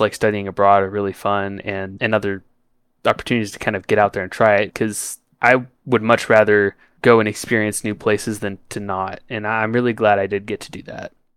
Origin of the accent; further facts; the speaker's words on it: Denver, Colorado, United States; also born or lived in Washington, D.C. / Boston, Massachusetts; Colorado was always home.